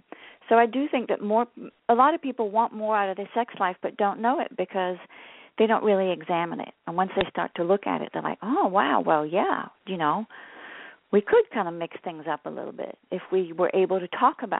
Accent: France; moved away as an adult; now in United States; I was born and raised in France. I know I don't sound French. I came to the U.S. when I was 19. My mother's British, so I grew up bilingual.

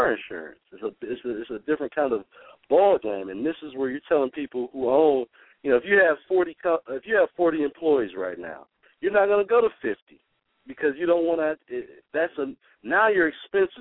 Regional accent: Detroit, Michigan, United States; I'm from Detroit. I went to the same school you did

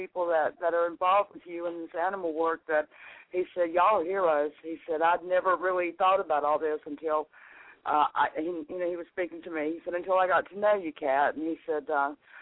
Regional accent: North Carolina, United States; my home state, North Carolina

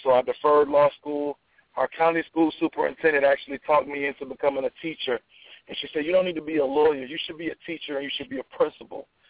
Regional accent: Atlanta, Georgia, United States; moved away as an adult; now in Charlottesville, United States; as I was growing up in Atlanta

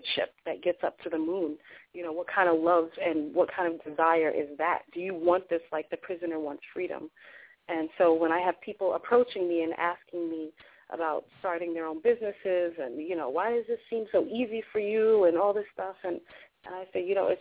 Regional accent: New York City, New York, United States; also born or lived in Long Island; I was born in Hollis. And I was born in Hollis through crack era and all that craziness in Hollis. And that's where I was born. I was raised there until about the age of 10, 11. And then we moved out to Long Island

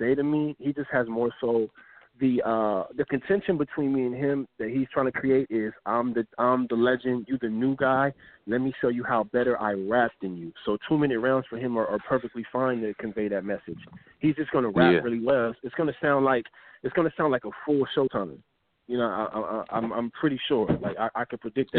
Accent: Los Angeles, California, United States; I'm not from L.A. I'm from Pacoima

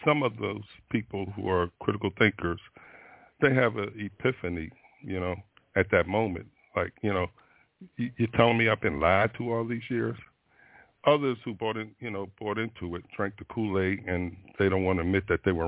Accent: Florida, United States; I'm from Florida

